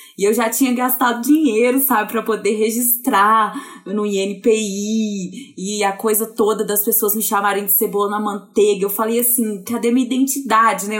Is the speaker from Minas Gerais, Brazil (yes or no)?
yes; Viçosa, Minas Gerais, Brazil; moved away as an adult; now in Belo Horizonte, Brazil; Eu sou do interior de Minas Gerais, de Viçosa, nascida, formada, criada lá. Aí eu vim para Belo Horizonte há uns 10 anos.